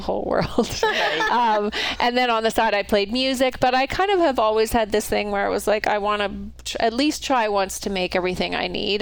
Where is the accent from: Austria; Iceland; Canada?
Canada; moved away as an adult; also born or lived in New York; now in Idaho, United States; I'm originally from Canada, but I've been living in the US for the last, I don't know, 30 or so years